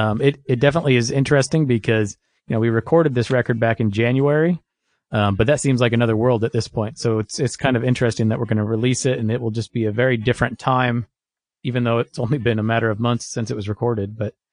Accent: Kansas City, United States; also born or lived in Chicago; Sure. Yeah, so I grew up in, well, I was born outside of Chicago, and we moved to Kansas City when I was young. So I grew up here

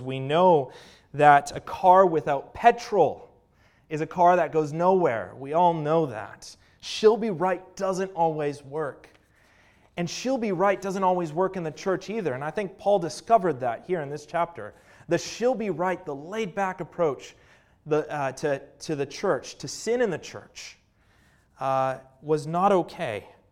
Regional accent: Canada; I'm from Canada

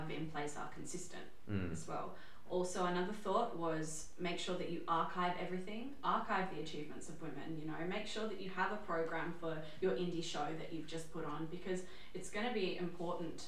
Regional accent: Ireland; I am Irish

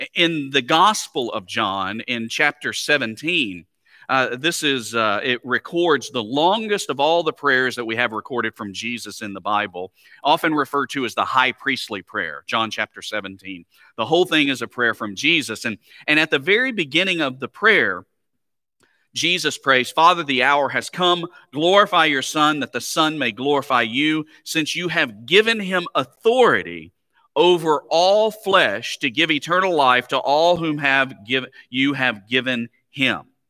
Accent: Alabama, United States; moved away; having grown up, uh, in Alabama

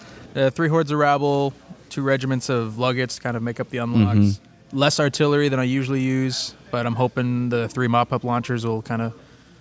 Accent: Rancho Cucamonga, California, United States; moved away as an adult; now in Rexburg, United States; now I live in Rexburg. I'm originally from Southern California.

